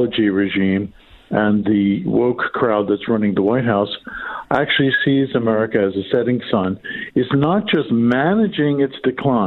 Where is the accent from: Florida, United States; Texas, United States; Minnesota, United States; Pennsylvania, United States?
Pennsylvania, United States; Philadelphia; my hometown of Philadelphia